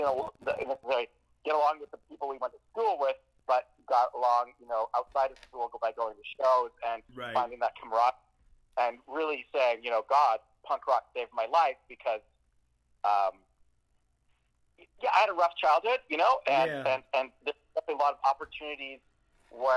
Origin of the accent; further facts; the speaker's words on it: Vancouver, British Columbia, Canada; also born or lived in North Delta, British Columbia; now in Victoria, Canada; Well, I grew up all over the place in and around Vancouver. When I say around, I mean the suburbs of Vancouver, British Columbia.